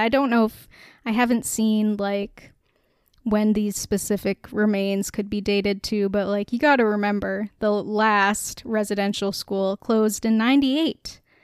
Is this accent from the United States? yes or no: no; Canada; we are a Canadian podcast